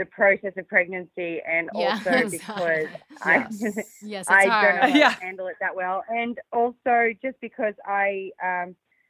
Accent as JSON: {"language": "English", "country": "Australia", "said": "I'm from a land down under"}